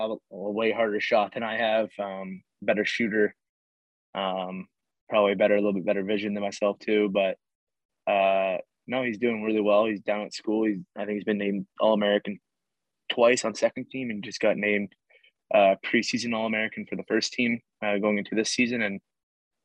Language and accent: English; Canada; I'm a Canadian lacrosse player